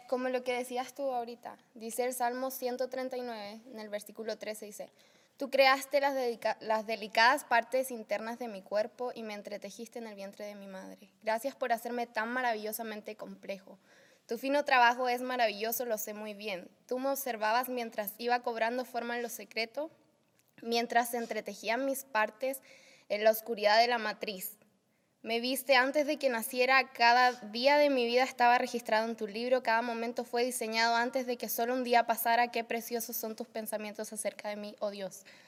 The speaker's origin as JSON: {"language": "Spanish", "country": "Chile", "tie": "born or raised there", "also_born_or_lived": "United States", "moved": "yes", "lives_now": "Saltillo, Mexico", "said": "nacida y criada en Chile, vivo acá en México con mis papás ahora, eh, hace casi un año"}